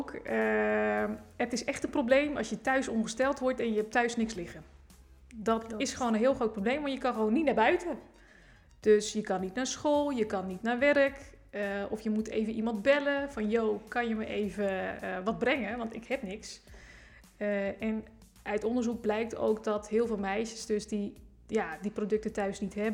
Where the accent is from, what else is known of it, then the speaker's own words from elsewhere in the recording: Rotterdam, South Holland, Netherlands; eigenlijk uit Rotterdam-Zuid. Ik woon nu in de Esch.